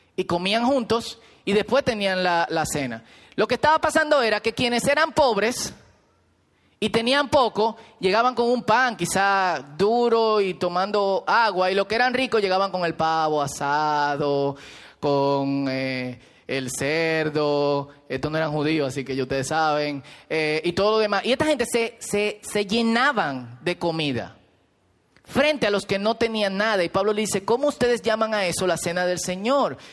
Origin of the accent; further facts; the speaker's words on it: Herrera, Distrito Nacional, Dominican Republic; yo soy muy pobre de Herrera